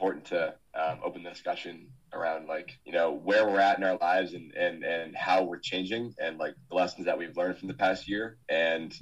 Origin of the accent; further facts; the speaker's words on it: Boston, Massachusetts, United States; I'm from the Boston area